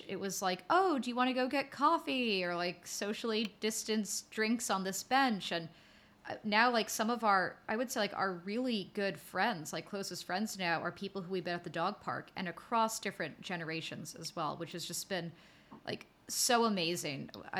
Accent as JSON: {"language": "English", "region": "New York", "country": "United States", "tie": "born or raised there", "said": "I grew up in New York. I love New York, but I've never thought of it as being a place where it's really easy to get close with people."}